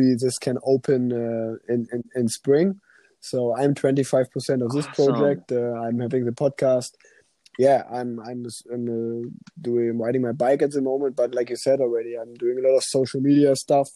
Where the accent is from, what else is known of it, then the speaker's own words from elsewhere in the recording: Germany; first language German; English is a second language; also born or lived in Cologne; a German language, and because it's my mother language